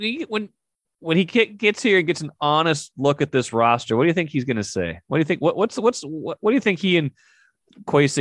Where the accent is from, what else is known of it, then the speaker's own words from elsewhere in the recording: Grand Forks, North Dakota, United States; I grew up in Grand Forks